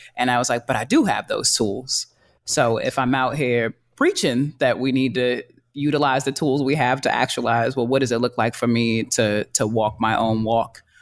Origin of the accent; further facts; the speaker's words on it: New York City, New York, United States; I'm from Harlem